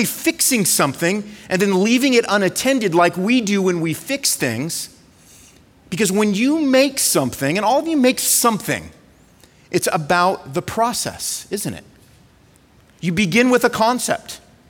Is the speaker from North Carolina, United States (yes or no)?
no; California, United States; moved away; I'm from California